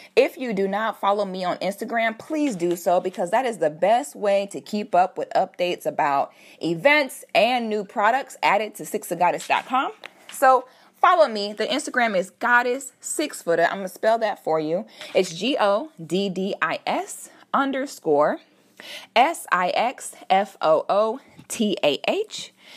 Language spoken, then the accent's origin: English; Orlando, Florida, United States; also born or lived in Philadelphia, Pennsylvania; We moved to Florida when I was about eight or nine years old, and I've been here ever since